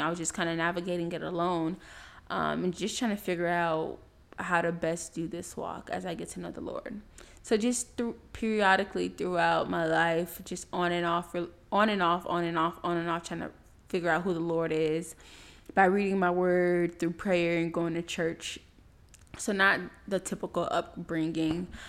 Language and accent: English; Miami, Florida, United States; moved away as an adult; also born or lived in Tallahassee, Florida; people that I grew up with in Miami